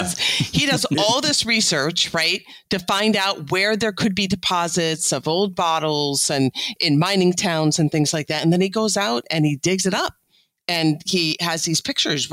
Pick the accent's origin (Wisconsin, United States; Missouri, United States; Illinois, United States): Illinois, United States; I'm from Illinois